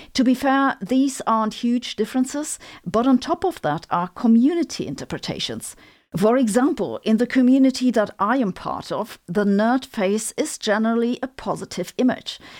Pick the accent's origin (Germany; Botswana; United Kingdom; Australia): Germany; accent: German; English is a second language; my German accent